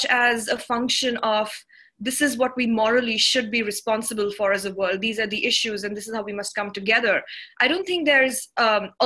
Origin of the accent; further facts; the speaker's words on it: New Delhi, Delhi, India; also born or lived in South Sudan / Netherlands / United Kingdom; I'm from India. I was born here and I went to school here